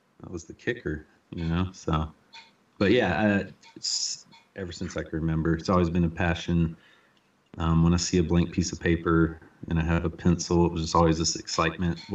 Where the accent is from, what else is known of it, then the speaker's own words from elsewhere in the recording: Fayetteville, North Carolina, United States; we grew up in Fayetteville, North Carolina